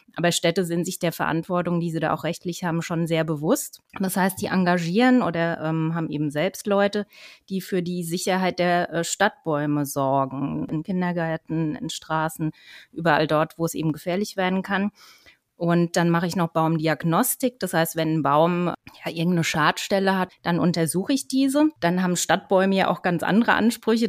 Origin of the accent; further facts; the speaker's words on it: Germany; bei uns in Deutschland